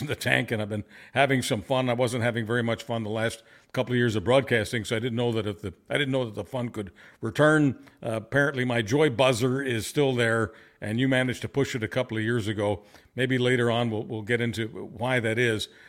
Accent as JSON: {"language": "English", "town": "Montreal", "region": "Quebec", "country": "Canada", "tie": "born or raised there", "also_born_or_lived": "Budapest, Hungary", "said": "I was a two and a half year old baby when I, uh, was, uh, in Montreal, and that's where I was raised"}